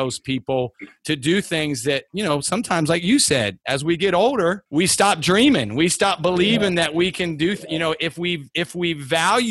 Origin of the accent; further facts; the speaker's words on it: Columbus, Ohio, United States; I was from Columbus